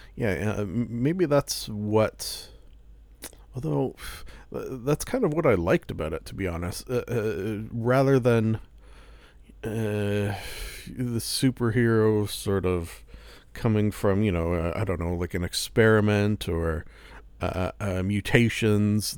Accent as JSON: {"language": "English", "country": "Canada", "said": "I am Canadian"}